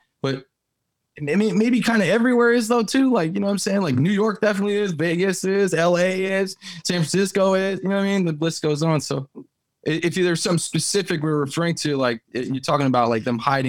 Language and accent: English; Montserrat; also born or lived in St. Croix, US Virgin Islands / United States; Yeah, I was born in St. Croix, and then I moved to the States, and then we moved back again to a small island, British territory, sovereign nation called Montserrat.